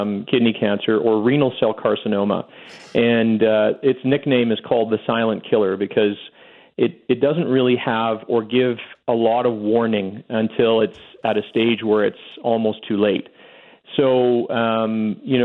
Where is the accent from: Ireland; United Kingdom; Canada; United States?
Canada; Winnipeg, Manitoba; moved away as an adult; now in Calgary, Canada; I'm from Winnipeg for sure. I'm one of those guys always crusading about how special my upbringing was. And I have to say, I learned everything in Winnipeg